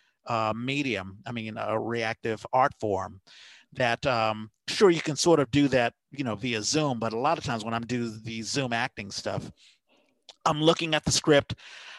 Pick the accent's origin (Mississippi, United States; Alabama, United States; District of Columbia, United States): District of Columbia, United States; Washington; now in San Francisco Bay Area, United States; I grew up in Washington, D.C., you know, it's called the Chocolate City